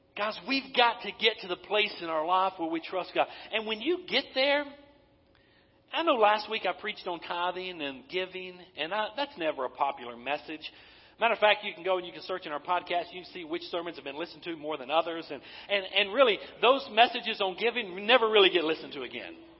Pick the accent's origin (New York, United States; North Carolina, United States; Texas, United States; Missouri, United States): North Carolina, United States; Western; moved away as an adult; also born or lived in Eastern Tennessee; I'm from Western North Carolina